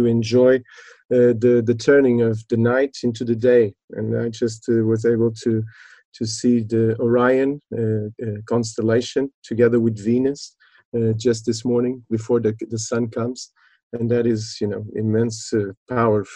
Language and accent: English; Lisbon, Portugal; now in Faro, Portugal; I was born in Lisbon a bit after revolution, 74